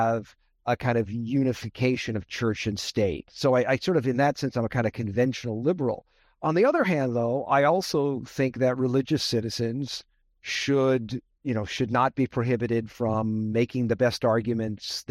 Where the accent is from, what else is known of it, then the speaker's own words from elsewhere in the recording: Las Vegas, Nevada, United States; also born or lived in Brooklyn, New York; So I grew up in Las Vegas, Nevada. I was born in Brooklyn, New York. My parents moved to Vegas in the mid-1960s